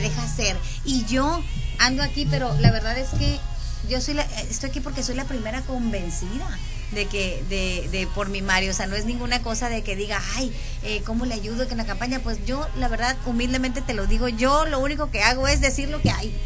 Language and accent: Spanish; Los Mochis, Sinaloa, Mexico; de aquí somos, de aquí de Mochis